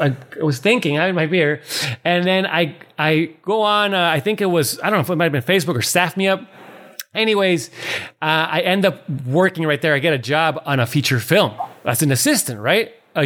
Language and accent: English; New York City, New York, United States; now in Los Angeles, United States; I was just trying to get work in LA. I come from New York. I had a really, you know, successful career in New York.